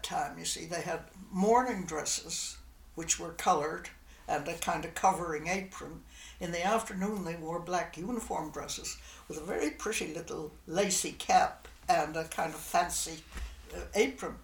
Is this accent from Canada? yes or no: yes; St. John's, Newfoundland and Labrador, Canada; I was born in St. John's, and my family owned a department store